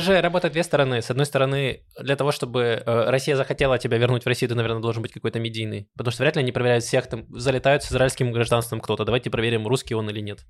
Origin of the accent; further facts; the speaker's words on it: Donetsk, Donetsk Oblast, Ukraine; now in Israel; я из Донецка, и э, у меня родители иногда... Э, у нас там осталась недвижимость э, наша, где мы жили